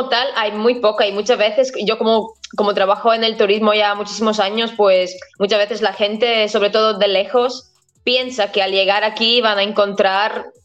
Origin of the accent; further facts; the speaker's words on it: Riga, Latvia; Spanish is a second language; yo en general soy, soy de la capital, soy de, de Riga. Mm. Entonces, bueno, también en mi infancia pues pasé casi todos los meses del año en, en la ciudad de, de, Riga, que es la capital